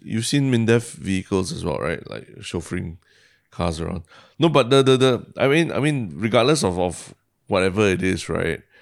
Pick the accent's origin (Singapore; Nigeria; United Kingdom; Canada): Singapore; moved away; I left Singapore